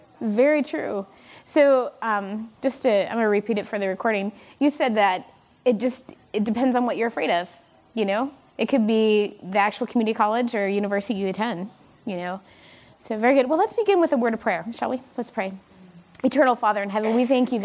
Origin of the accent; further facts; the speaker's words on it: Michigan, United States; I am from Michigan